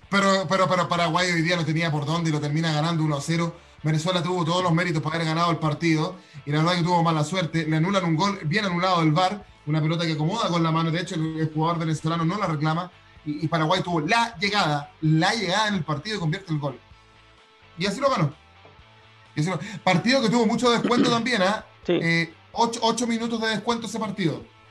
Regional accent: Chile; como decimos en Chile

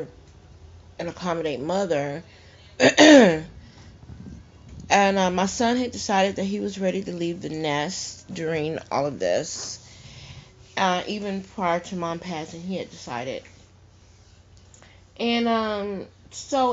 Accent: Teague, Texas, United States; moved away; I was back at my hometown, and we were burying my mom, Moore's Angelic Funeral Home in Teague, Texas.

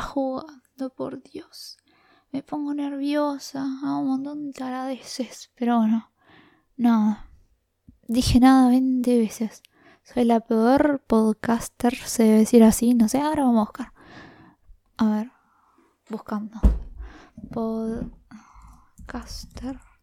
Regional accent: La Plata, Buenos Aires Province, Argentina; soy de La Plata, del barrio Los Hornos

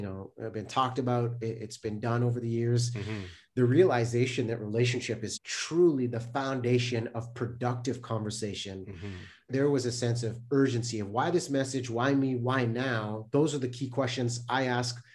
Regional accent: Delta, British Columbia, Canada; I grew up in North Delta, British Columbia

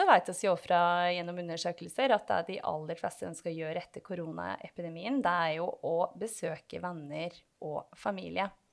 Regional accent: Otta, Innlandet, Norway; accent: Gudbrandsdal dialect; moved away; dialekta mi, som eh, du var inne på, den er jo fremdeles ganske tydelig på at jeg kommer fra et bredt dalføre i eh, Gudbrandsdalen, altså i Otta

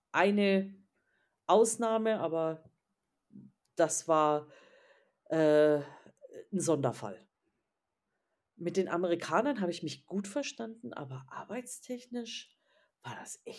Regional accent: Bavaria, Germany; Ja, nee, also Bayern, ich komme ja aus Bayern

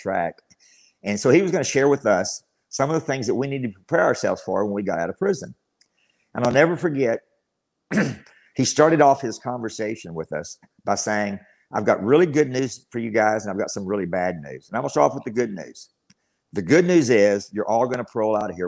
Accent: Abilene, Texas, United States; I've spent all my life in Abilene, Texas

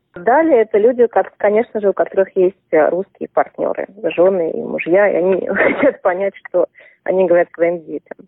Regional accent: Saint Petersburg, Russia; now in Australia; Я родилась и выросла в Петербурге.

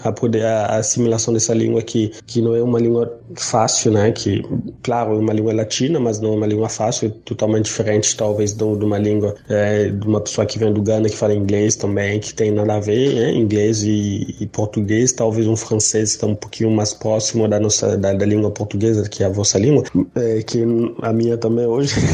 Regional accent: DR Congo; moved away as an adult; now in Brazil; eu sou da República Democrática do Congo. Faz exatamente cinco anos que eu estou no Brasil

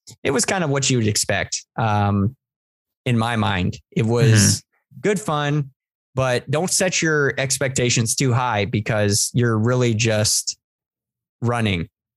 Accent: East Coast, United States; also born or lived in Virginia; now in San Diego, United States; I'm from the East Coast.

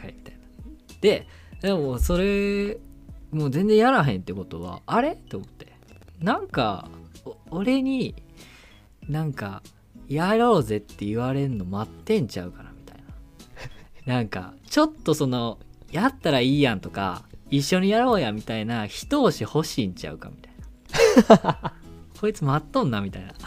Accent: Kyoto, Japan; accent: Kansai dialect; moved away as an adult; now in Tokyo, Japan; 出身が京都なんでまあこうちょっと関西弁で

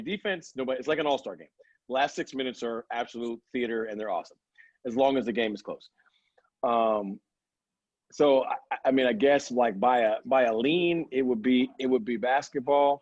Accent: New York City, New York, United States; I was born and raised in Brooklyn, New York

